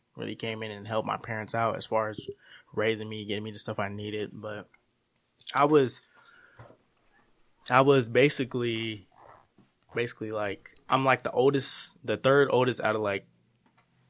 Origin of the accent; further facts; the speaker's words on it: Colorado Springs, Colorado, United States; moved away as an adult; also born or lived in Sterling, Kansas; I was born in Colorado Springs, basically there for my whole 18 years until I got to college